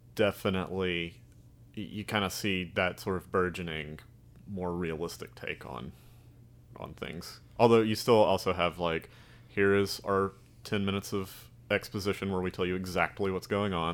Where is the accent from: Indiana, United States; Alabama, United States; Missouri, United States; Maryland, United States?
Alabama, United States; accent: Southern drawl; I'm from Alabama, they're like, "You don't sound like it."